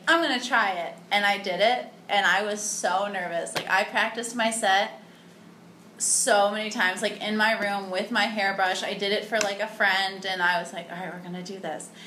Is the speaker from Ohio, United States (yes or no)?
yes; Cleveland, Ohio, United States; moved away as an adult; now in Chicago, United States; I'm from like the suburbs of Cleveland